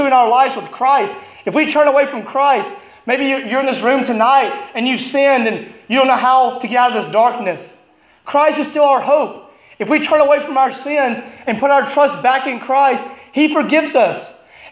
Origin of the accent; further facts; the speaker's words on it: Alabama, United States; moved away as an adult; now in Illinois, United States; I'm from Alabama